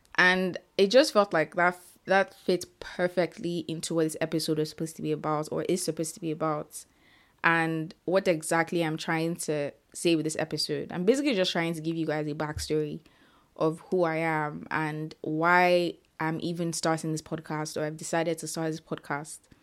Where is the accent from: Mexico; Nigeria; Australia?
Nigeria; Ibadan, Oyo; I currently live in Nigeria and I grew up in Ibadan, Nigeria.